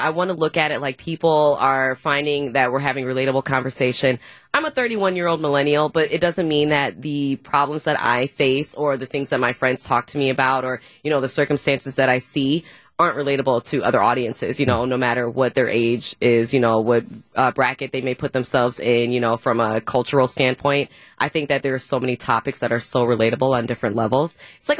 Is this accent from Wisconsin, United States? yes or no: yes; Brown Deer, Wisconsin, United States; also born or lived in Milwaukee; I'm from the Brown Deer area. So Brown Deer is where I graduated from high school.